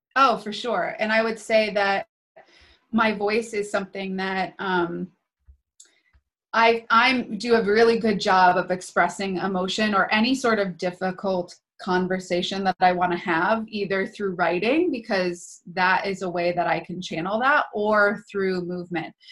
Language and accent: English; New Hampshire, United States; so I grew up in New Hampshire